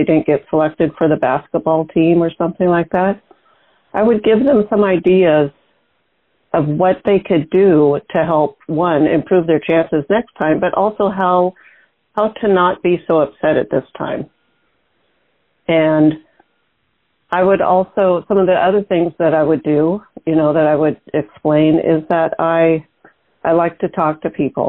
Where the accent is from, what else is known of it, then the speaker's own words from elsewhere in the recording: Seattle, Washington, United States; I was born in the Seattle area in the suburbs